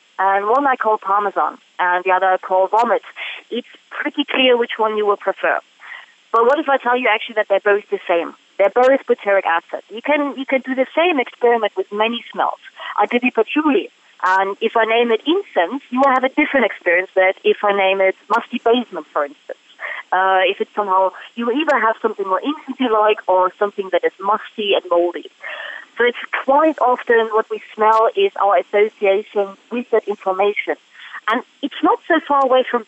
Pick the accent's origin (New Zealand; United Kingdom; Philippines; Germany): Germany; moved away; I'm from Germany